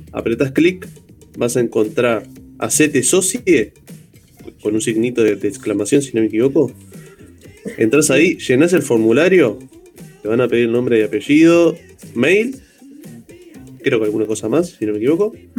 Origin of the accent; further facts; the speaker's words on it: El Pinar, Canelones, Uruguay; soy del Pinar